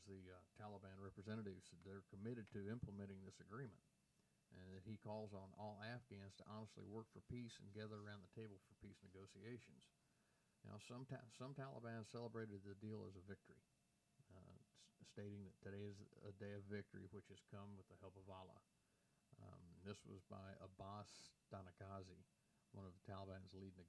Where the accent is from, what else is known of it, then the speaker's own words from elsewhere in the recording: United States; as an American